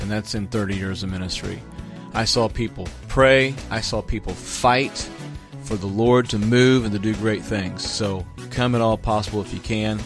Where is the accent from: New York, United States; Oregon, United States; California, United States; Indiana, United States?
Indiana, United States; Jacksonville; moved away; I actually served two terms as a city councilman back in my hometown as, at, at Jacksonville, Indiana, when I was a youth pastor.